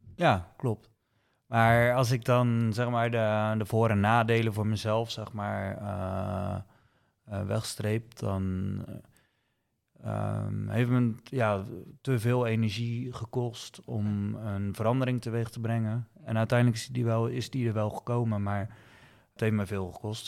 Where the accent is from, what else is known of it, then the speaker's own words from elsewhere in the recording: 's-Gravenzande, South Holland, Netherlands; also born or lived in Rotterdam / Dordrecht; geboren en getogen in Schravenzande.